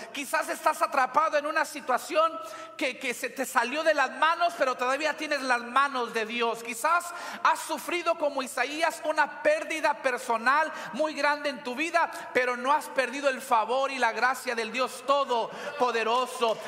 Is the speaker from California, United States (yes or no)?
no; Weslaco, Texas, United States; now in McAllen, United States; en la ciudad de Hueslaco, de donde soy originalmente